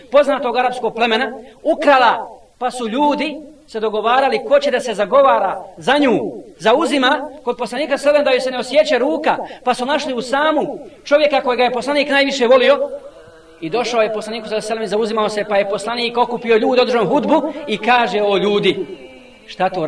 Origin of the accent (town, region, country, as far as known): Bosnia & Herzegovina